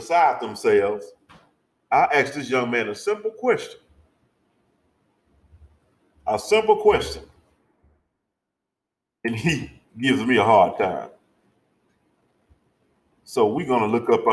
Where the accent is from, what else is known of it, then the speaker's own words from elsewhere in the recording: Arkansas, United States; I'm from Arkansas.